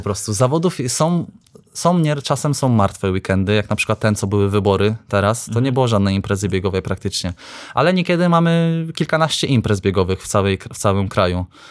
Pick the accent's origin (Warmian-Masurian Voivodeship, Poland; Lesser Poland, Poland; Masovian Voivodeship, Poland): Warmian-Masurian Voivodeship, Poland; Iława; Jestem z Iławy